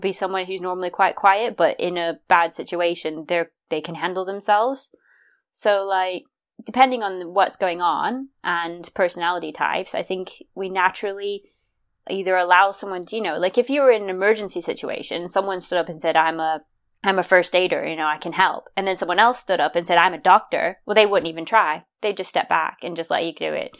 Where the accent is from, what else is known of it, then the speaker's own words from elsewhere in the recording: United States; I'm American